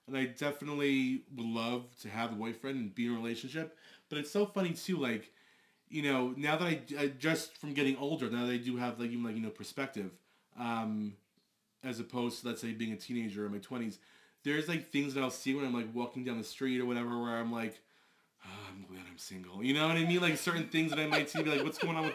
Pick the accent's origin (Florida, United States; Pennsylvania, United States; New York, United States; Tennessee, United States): New York, United States; Long Island; I'm 34. I'm from Long Island.